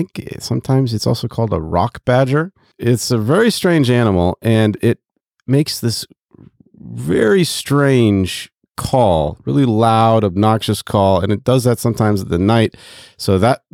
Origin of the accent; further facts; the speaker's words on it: Kinshasa, DR Congo; I grew up in the Congo.